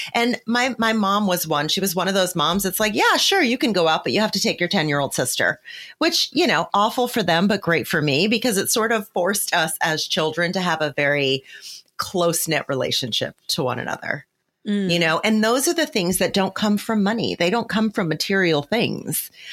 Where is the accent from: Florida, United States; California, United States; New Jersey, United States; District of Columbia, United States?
New Jersey, United States; I grew up in poverty in New Jersey, not fancy New Jersey where I live today, where we live today, but in, you know, in a different area of New Jersey.